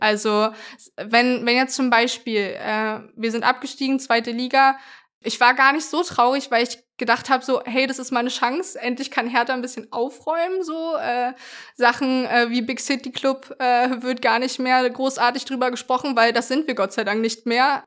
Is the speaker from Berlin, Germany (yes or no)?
yes; Berlin, Germany; ich bin in, im Köpenicker Raum groß geworden